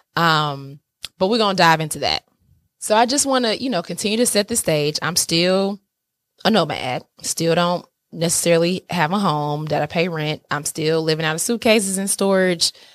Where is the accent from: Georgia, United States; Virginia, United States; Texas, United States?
Georgia, United States; Atlanta; moved away; I'm from Atlanta, SWAT's all day. Y'all know I, that's my city